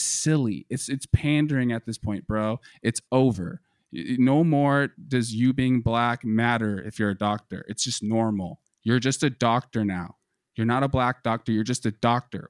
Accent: United States; Being an American, we're, we're raised and we're growing up on this heavy propaganda

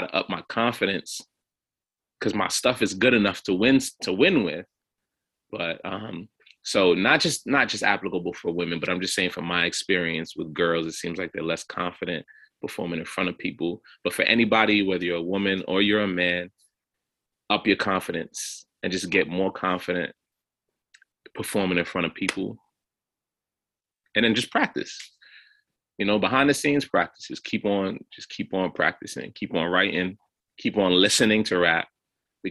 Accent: New York City, New York, United States; I'm from Flatbush, Brooklyn, and there's a lot of Haitians here.

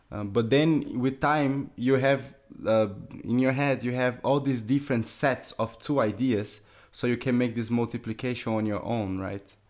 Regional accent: France; We, we are from France

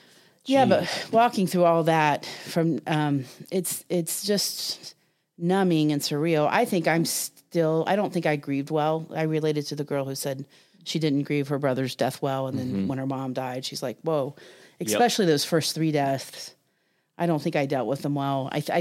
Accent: Ohio, United States; Eric had, it's funny, I grew up in Southern Ohio in the 70s, and we definitely had depression and mental health issues in our family

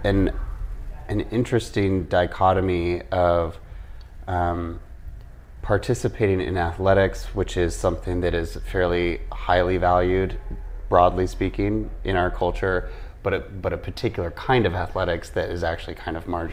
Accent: Midwest, United States; I was raised in the Midwest by parents who grew up in New York City and Seattle.

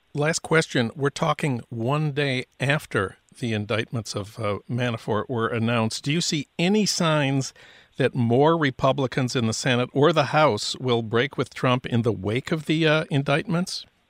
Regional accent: St. Paul, Minnesota, United States; my hometown of St. Paul.

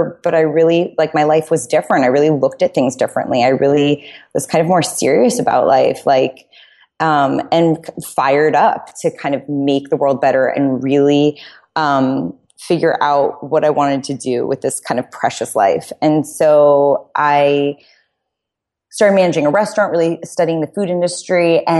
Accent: New York City, New York, United States; But I grew up in New York City.

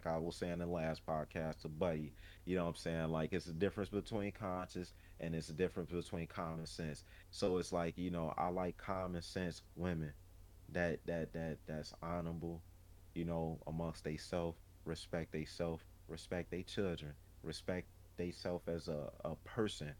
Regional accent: Chicago, Illinois, United States; as a Chicagoan, you know what I'm saying, born in a domestic violence home

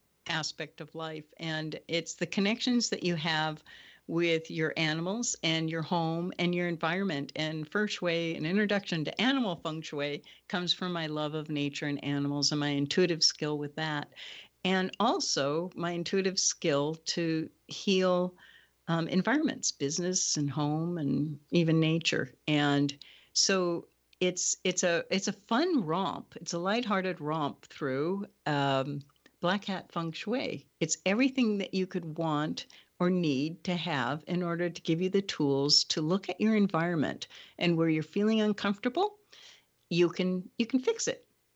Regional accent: Hawaii, United States; I'm a Hawaiian shaman.

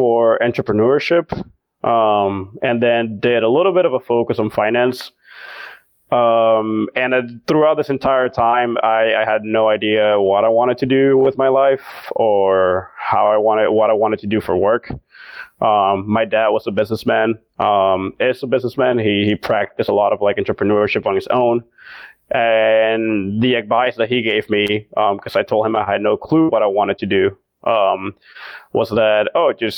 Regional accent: Venezuela; moved away; also born or lived in Miami / Boston; to have left my country so abruptly

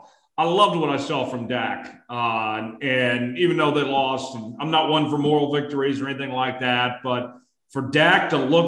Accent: Oklahoma, United States; moved away; also born or lived in Kansas; My loyalties are to my home state, to Oklahoma and Oklahoma State and Tulsa, and for my alma mater, the University of Kansas.

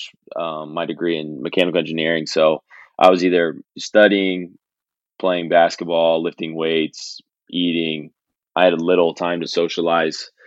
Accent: St. Henry, Ohio, United States; people from my hometown coming back, St. Henry.

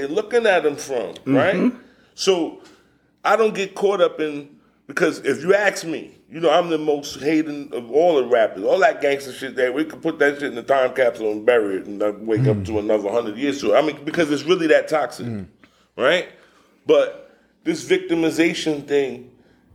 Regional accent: New York, United States; moved away as an adult; now in Alabama, United States; I'm from New York

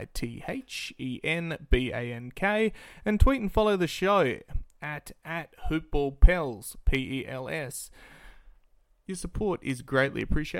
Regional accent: Perth, Western Australia, Australia; I am from Perth, Western Australia

